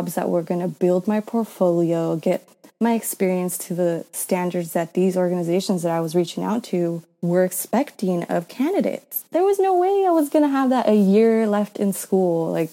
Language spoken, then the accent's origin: English; San Bernardino County, California, United States; I grew up in San Bernardino County. It's like California, about an hour east of Los Angeles